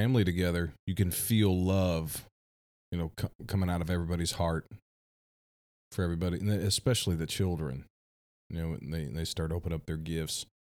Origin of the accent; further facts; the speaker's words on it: United States; we grew up here in America